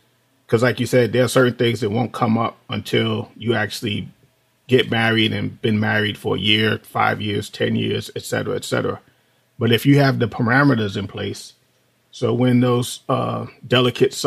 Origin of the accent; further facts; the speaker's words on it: New York City, New York, United States; moved away as an adult; So we grew up in New York City. Both of us, you know, grew up in the projects. Me in the South Bronx